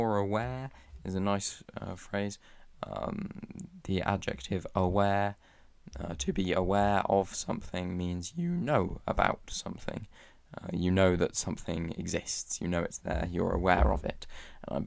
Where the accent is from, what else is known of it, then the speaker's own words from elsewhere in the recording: West Midlands, United Kingdom; I am not from the north or the south, I am from the Midlands